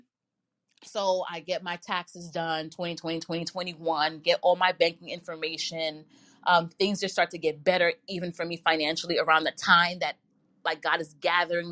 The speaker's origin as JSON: {"language": "English", "region": "New York", "country": "United States", "tie": "born or raised there", "said": "I live in New York and I've born and raised in New York all my life"}